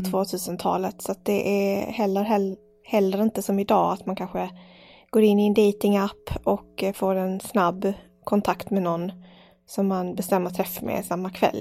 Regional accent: Malmö, Skåne, Sweden; jag är uppväxt i Malmö, storstad.

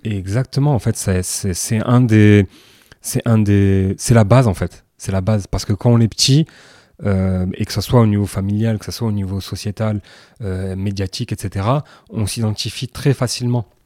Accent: France; Pour nous, maghrébins qui, qui, ont grandi en France

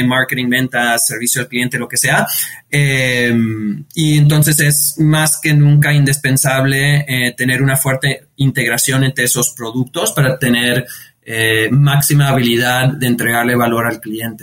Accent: New York, United States; yo, yo nací, me nací, crecí en, en New York de, padres eh, inmigrantes

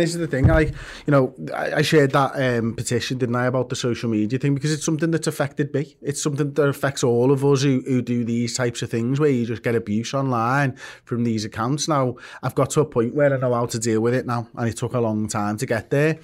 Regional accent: Liverpool, North West England, United Kingdom; I'm from Liverpool. I am English. Like, I was born in England

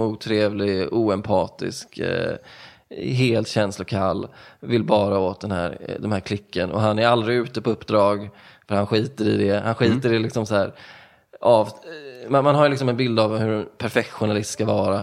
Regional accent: Stenungsund, Västra Götaland, Sweden; moved away; also born or lived in Ödsmål; jag kommer från, eh, jag brukar säga Stenungsund

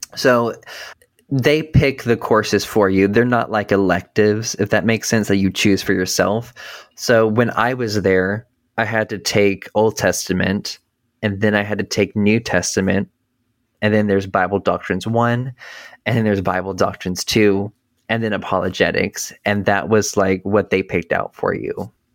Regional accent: North Carolina, United States; I grew up in North Carolina

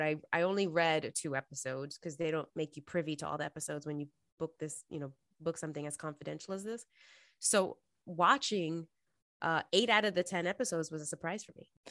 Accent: New York City, New York, United States; moved away as an adult; now in Los Angeles, United States; I'm originally from New York City, born and raised, uh, and stayed there until I graduated college, and then I moved to L

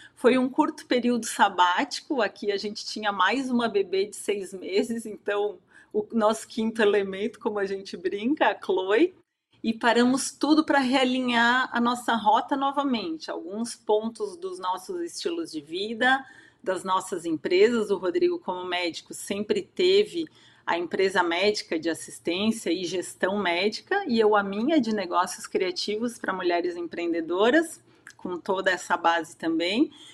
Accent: Santa Catarina, Brazil; eu sou catarinense, moro em Blumenau atualmente.

